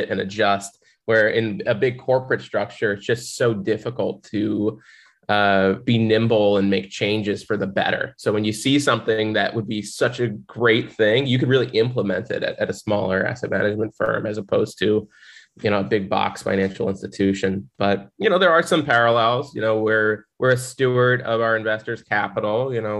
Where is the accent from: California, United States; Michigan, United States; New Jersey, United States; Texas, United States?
New Jersey, United States; Central; moved away as an adult; now in Miami, United States; I'm originally from Central New Jersey, was born and raised there